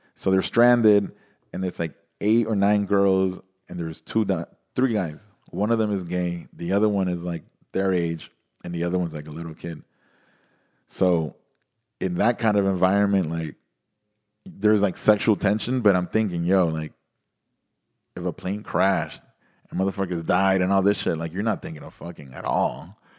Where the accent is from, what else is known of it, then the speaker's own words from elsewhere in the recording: Nicaragua; moved away; also born or lived in Miami, United States; I grew up, went to high school in Nicaragua, I mean, all school